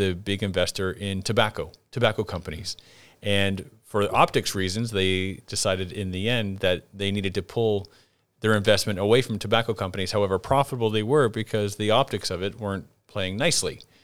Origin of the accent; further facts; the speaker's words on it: Canada; moved away; growing up in Canada